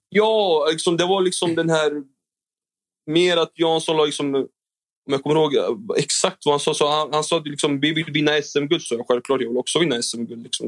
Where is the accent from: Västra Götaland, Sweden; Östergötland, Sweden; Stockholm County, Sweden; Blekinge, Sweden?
Östergötland, Sweden; Norrköping; moved away as an adult; Jag är ändå från Norrköping och jag är född och uppväxt där